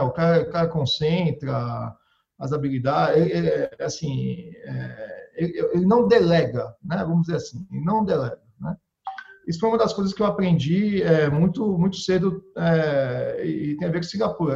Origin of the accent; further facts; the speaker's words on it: Brazil; eu sou brasileiro